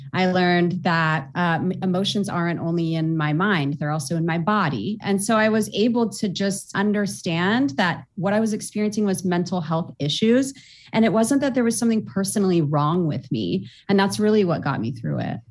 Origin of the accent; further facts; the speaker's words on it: Orange County, California, United States; I was born and raised in Orange County, California